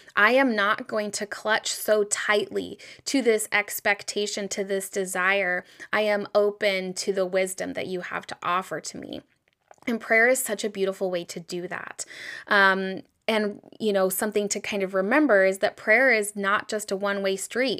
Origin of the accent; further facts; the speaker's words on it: United States; growing up in the United States